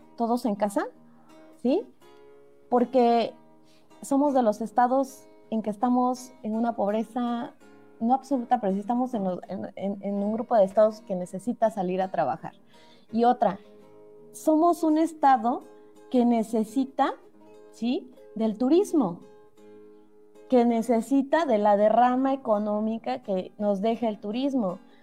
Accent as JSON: {"language": "Spanish", "region": "Oaxaca", "country": "Mexico", "said": "como oaxaqueños"}